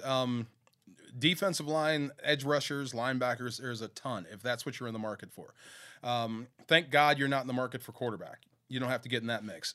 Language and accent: English; Bay Area, California, United States; I grew up in the Bay Area